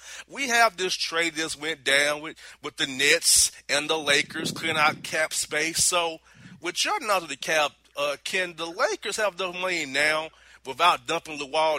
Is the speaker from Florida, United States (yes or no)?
yes; Orlando, Florida, United States; Now we're going down to my hometown, people. You know who that is. Orlando